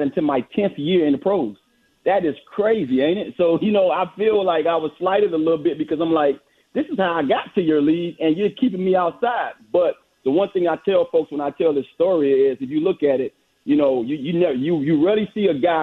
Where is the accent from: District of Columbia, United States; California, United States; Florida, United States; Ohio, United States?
Florida, United States; Miami; I'm a Florida guy. I grew up in Miami, Florida